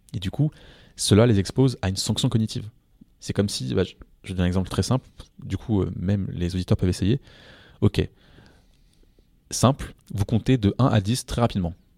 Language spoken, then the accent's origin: French; France; je suis français